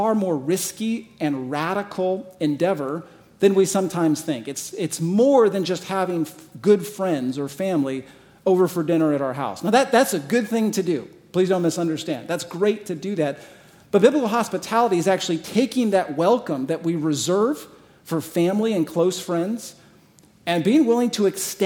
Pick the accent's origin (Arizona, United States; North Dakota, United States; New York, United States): Arizona, United States; moved away as an adult; also born or lived in San Diego / Michigan; now in Scottsdale, United States; I'm originally from Arizona